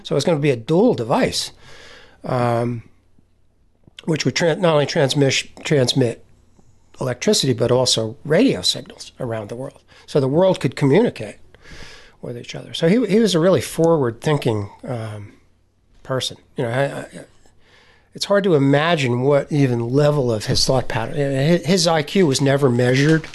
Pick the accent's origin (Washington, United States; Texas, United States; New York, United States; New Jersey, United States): New Jersey, United States; near Menlo Park; I grew up in New, right near Menlo Park in New Jersey.